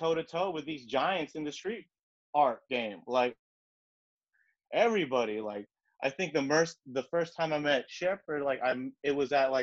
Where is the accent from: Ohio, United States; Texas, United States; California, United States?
California, United States; Sacramento; moved away as an adult; also born or lived in Elk Grove; now in Los Angeles, United States; Born and raised Sacramento area